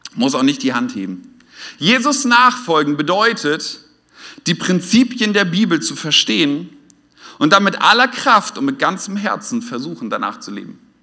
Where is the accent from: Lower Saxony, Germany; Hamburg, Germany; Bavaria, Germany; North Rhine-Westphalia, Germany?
Lower Saxony, Germany; Oldenburg; now in Westhausen, Germany; ich komme eigentlich aus Norddeutschland und da haben wir nicht so viele Feuerwehrfeste, zumindest nicht in Oldenburg in der, in der Stadt